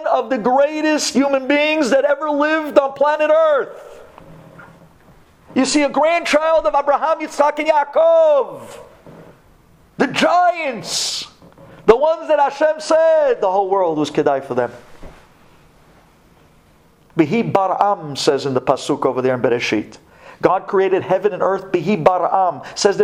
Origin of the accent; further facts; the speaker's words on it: United States; when you grow up in America, this Shabbat is just another weekend